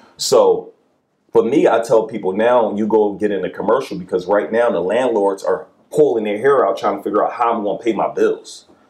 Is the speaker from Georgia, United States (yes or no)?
no; Philadelphia, Pennsylvania, United States; Like, I'm from West Philly, so we say we're looking for areas that are kind of close to the hood.